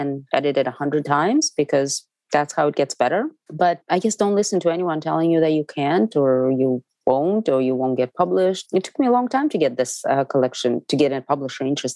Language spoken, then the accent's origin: English; Moscow, Russia; English is a second language; moved away as an adult; also born or lived in United States; I'm from Moscow. I grew up on theater.